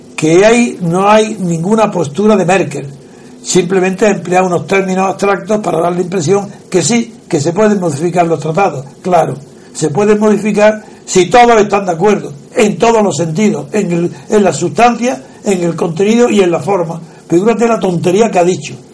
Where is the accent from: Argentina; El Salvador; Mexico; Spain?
Spain